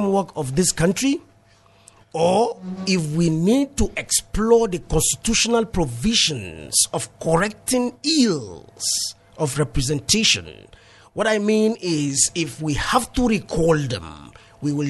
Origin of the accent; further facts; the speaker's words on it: Langtang, Plateau, Nigeria; I come from Lantang North. It means I come from Plateau South Senatorial District.